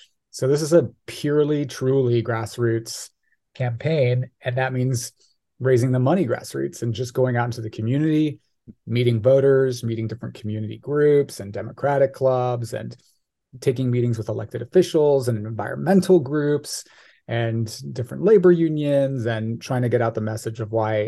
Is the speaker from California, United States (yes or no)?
yes; Irvine, California, United States; I was born and raised in Irvine